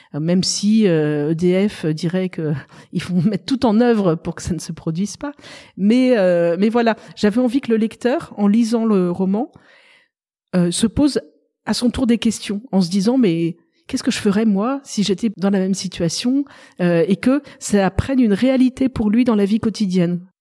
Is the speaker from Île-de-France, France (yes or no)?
yes; Paris, Île-de-France, France; moved away as an adult; also born or lived in Tulle, Corrèze; now in Lectoure, France; j'ai été élevée à Paris. J'ai vécu euh, bah, jusqu'il y a six ans à Paris